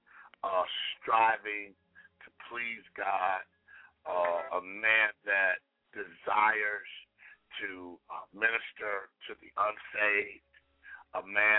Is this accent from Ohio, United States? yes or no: yes; Cleveland, Ohio, United States; now in Columbus, United States; I grew up in Cleveland, though I live in Columbus, Ohio.